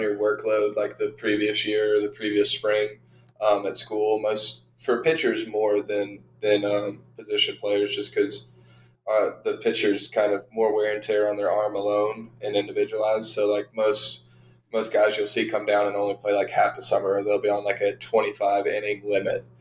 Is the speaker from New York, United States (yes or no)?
no; Savannah, Georgia, United States; also born or lived in Arlington, Texas; I was born and raised in Arlington, Texas. Um, we moved to the Savannah area when I was in fourth grade, so probably 10 ish years old. Um, lived around Savannah for the majority um, up until I left for college.